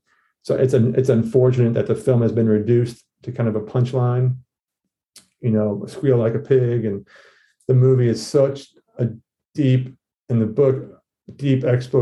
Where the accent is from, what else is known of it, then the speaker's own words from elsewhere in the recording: the South, United States; But as a Southerner, Flannery, just her works penetrated me